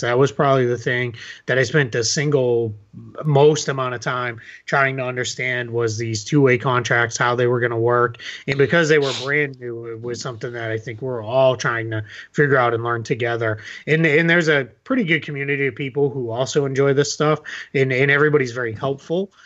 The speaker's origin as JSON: {"language": "English", "town": "Boston", "region": "Massachusetts", "country": "United States", "said": "I'm originally from Boston"}